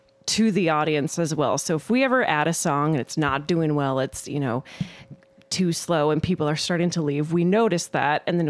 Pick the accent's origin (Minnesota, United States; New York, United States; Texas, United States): Minnesota, United States; Mankato; also born or lived in Twin Cities, Minnesota; I'm from Mankato, and you know, I have family and friends here, and I went to school here